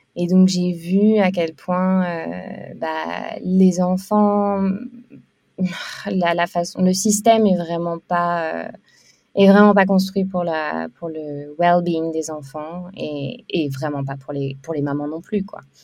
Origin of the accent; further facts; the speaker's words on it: France; moved away as an adult; also born or lived in Lille / Canada / Australia / India; now in Bali, Indonesia; suis française à l'origine, mais je suis, euh, je, suis, je suis une grande voyageuse